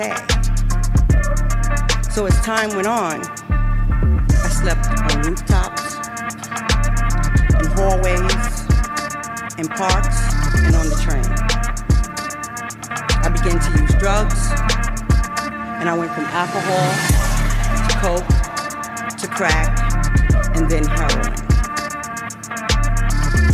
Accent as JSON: {"language": "English", "town": "New York City", "region": "New York", "country": "United States", "tie": "born or raised there", "said": "I grew up in Brooklyn with a highly abusive alcoholic mother"}